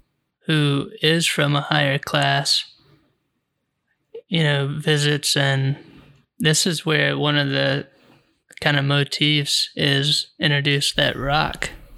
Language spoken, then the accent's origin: English; United States; we're American and we got to be awesome and beat everyone and control everything.